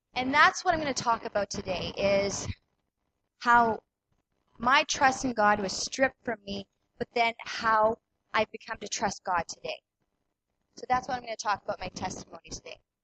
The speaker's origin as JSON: {"language": "English", "town": "Killarney", "region": "Manitoba", "country": "Canada", "tie": "born or raised there", "said": "I grew up in Killarney. My parents still live in Killarney"}